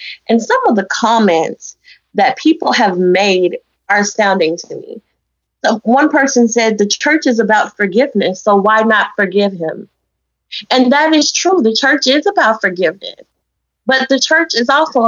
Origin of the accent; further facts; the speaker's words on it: Memphis, Tennessee, United States; we're from Memphis